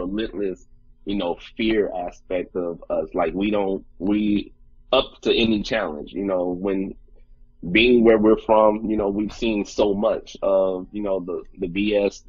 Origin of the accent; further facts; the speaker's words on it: Saginaw, Michigan, United States; we're from Saginaw